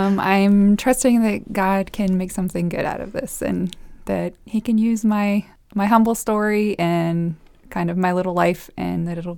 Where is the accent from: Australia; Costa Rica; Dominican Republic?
Costa Rica; also born or lived in El Salvador; And so I was born in Costa Rica. And I have two older brothers who were also born there and spent a few years there. Then we moved to El Salvador for my elementary years. Then we moved back to Costa Rica for my middle and high school.